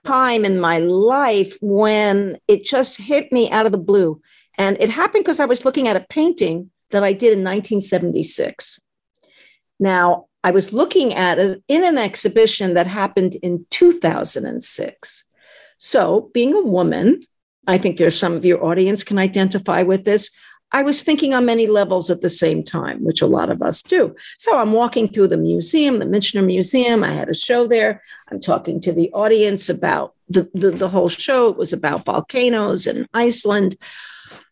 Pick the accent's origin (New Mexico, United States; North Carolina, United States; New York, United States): New York, United States; New York City; I grew up in a city. I grew up in Brooklyn, in an apartment building